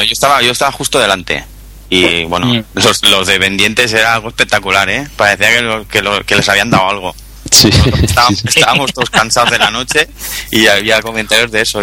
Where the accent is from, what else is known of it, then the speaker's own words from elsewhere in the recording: Barcelona, Catalonia, Spain; Soy de Barcelona